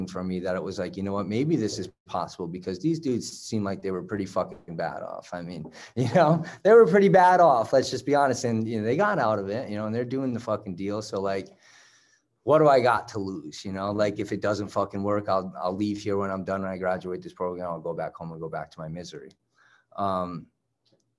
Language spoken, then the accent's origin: English; Southern Connecticut, United States; I'm from Southern Connecticut.